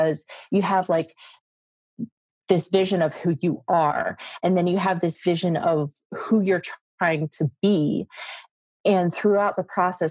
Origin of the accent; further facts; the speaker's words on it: Midwest, United States; moved away as an adult; also born or lived in Las Vegas; I was from the Midwest